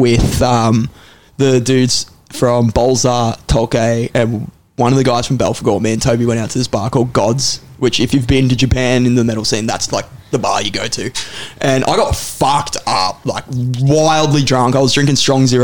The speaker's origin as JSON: {"language": "English", "town": "Benalla", "region": "Victoria", "country": "Australia", "tie": "born or raised there", "also_born_or_lived": "Shepparton, Victoria", "moved": "yes", "said": "I'm from Benalla"}